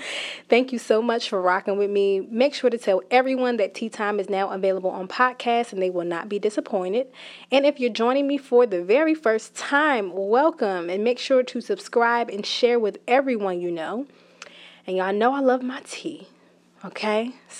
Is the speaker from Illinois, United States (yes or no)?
no; New Jersey, United States; I am a millennial. I'm from New Jersey